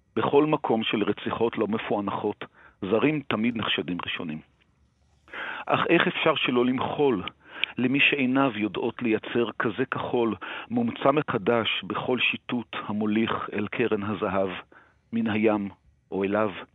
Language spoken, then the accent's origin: Hebrew; Jerusalem, Jerusalem District, Israel; בתור מי שגדל בירושלים